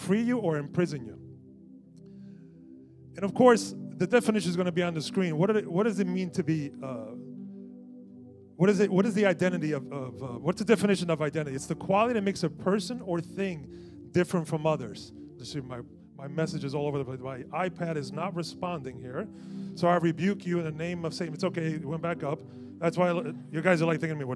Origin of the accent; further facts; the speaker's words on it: Newark, New Jersey, United States; I grew up in Newark, so growing up in Newark, you think everybody's going to jump you or rob you, right?